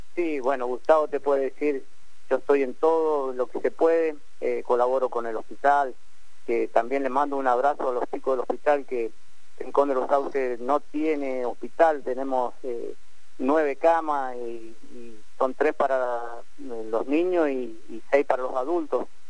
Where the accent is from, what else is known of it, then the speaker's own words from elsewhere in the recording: Mendoza, Argentina; moved away as an adult; now in Rincón de los Sauces, Argentina; yo soy nacido en Mendoza